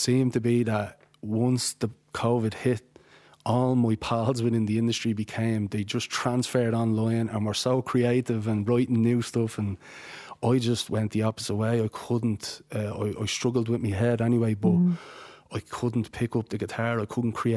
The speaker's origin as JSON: {"language": "English", "town": "Shankill", "region": "County Dublin", "country": "Ireland", "tie": "born or raised there", "also_born_or_lived": "Tallaght", "moved": "as an adult", "lives_now": "County Clare, Ireland", "said": "I'm from Shankill in South County Dublin. And I was born and reared there."}